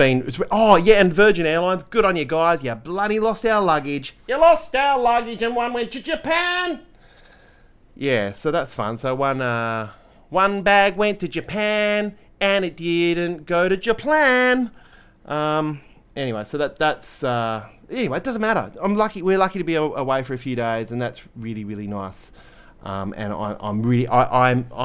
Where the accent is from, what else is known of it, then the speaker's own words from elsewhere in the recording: Australia; We are Australian